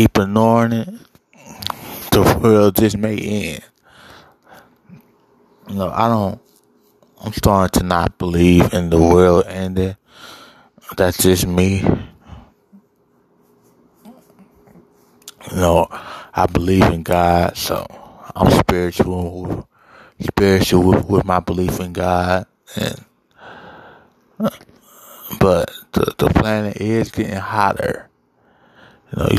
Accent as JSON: {"language": "English", "region": "Ohio", "country": "United States", "tie": "born or raised there", "moved": "yes", "lives_now": "Arizona, United States", "said": "Ohio, my home state"}